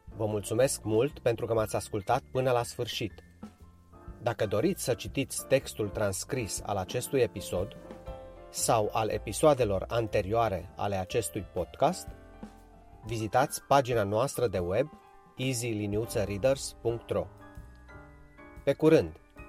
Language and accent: Romanian; Romania; ca români, făcând parte din același popor